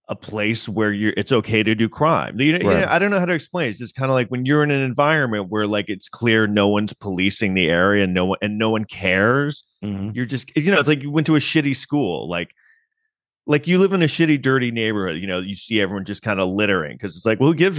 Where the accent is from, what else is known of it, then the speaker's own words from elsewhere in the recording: New York City, New York, United States; I grew up in Manhattan and, you know, I was in high school in like the late 80s, early 90s.